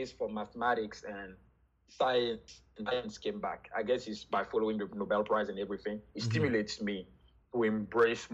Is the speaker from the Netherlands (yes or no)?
no; Abidjan, Côte d’Ivoire; first language French; English is a second language; moved away as an adult; now in Chicago, United States; I was born and raised in Cote d'Ivoire, so Ivory Coast, in 1990 in Abidjan. I speak French as my first language.